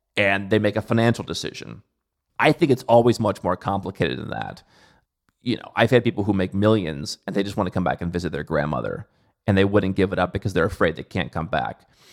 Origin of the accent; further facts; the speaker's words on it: Cleveland, Ohio, United States; moved away; I come from Cleveland